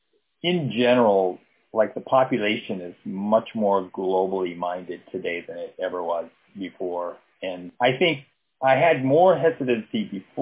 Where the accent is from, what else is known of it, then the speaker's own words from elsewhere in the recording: Japan; So it used to be, oh, I grew up in Japan.